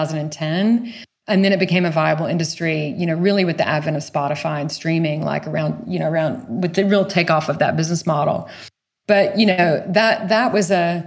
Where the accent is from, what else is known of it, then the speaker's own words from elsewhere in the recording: a small town outside of Savannah, Georgia, United States; I grew up in the rural South